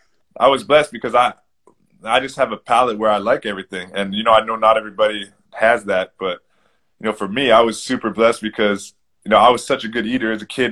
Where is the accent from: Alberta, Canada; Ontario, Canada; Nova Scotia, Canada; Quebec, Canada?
Ontario, Canada; Toronto; where I grew up in Toronto.